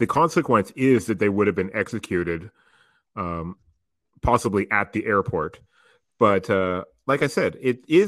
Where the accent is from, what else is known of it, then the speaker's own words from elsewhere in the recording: Canada; Canadians typically have a good sense of humor about the way that we're portrayed in American media.